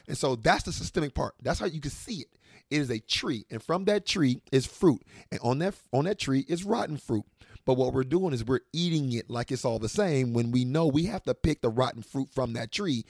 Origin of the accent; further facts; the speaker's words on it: Washington, District of Columbia, United States; moved away; also born or lived in Arkansas / Little Rock, Arkansas; I grew up in Washington, D C